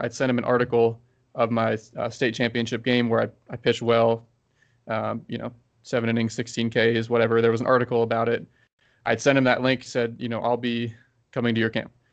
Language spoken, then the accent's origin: English; Baltimore, Maryland, United States; I'm from Baltimore